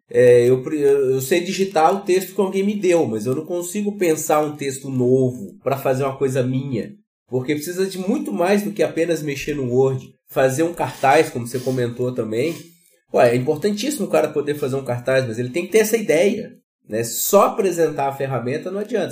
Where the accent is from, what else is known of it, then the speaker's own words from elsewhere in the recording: Minas Gerais, Brazil; now in Rio Grande do Sul, Brazil; eu sou de Minas, moro no Rio Grande do Sul